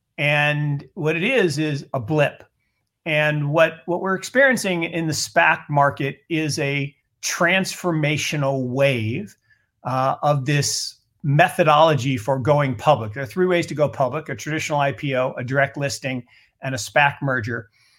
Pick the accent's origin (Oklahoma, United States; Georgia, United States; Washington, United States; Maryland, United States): Washington, United States; Seattle; I grew up in Seattle. So back in the old stomping grounds